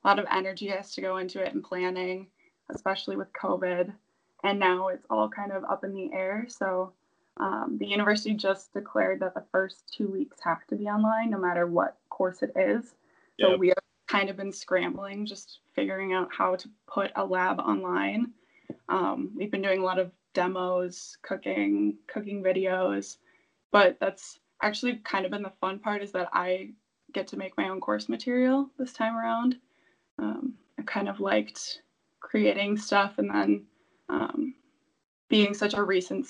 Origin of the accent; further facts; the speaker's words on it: Milwaukee, Wisconsin, United States; moved away; I'm from Wisconsin, Milwaukee originally